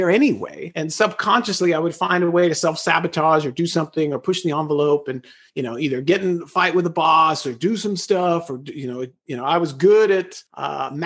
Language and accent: English; Los Angeles, California, United States; born and raised in Los Angeles, I was incarcerated in the LA County school system for 12 years